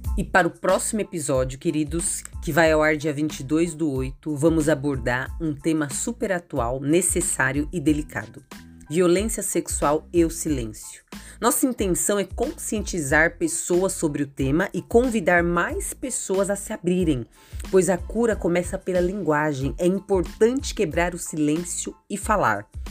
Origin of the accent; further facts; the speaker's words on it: São Paulo, Brazil; eu sou de São Paulo capital